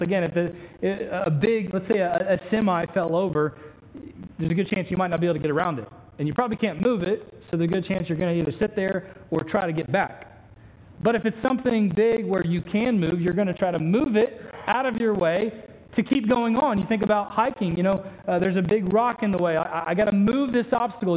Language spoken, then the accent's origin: English; Indiana, United States; the church culture I grew up in in Indiana